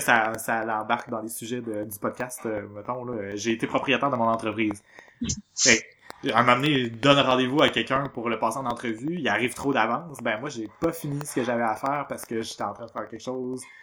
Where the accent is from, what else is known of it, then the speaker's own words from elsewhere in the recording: Quebec, Canada; on est québécois